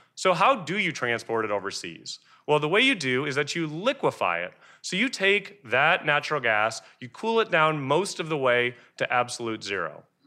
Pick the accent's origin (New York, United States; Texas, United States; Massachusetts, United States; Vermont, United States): Texas, United States; I am from Texas